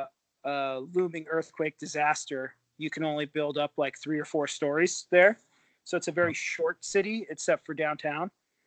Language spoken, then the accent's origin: English; California, United States; also born or lived in Bay Area; I grew up in Southern California and then lived in the Bay Area for 11 years, said I would never come back.